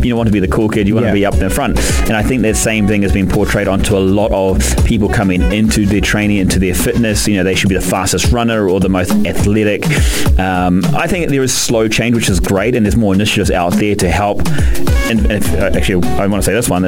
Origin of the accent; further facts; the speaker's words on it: New Zealand; obviously being a Kiwi and playing rugby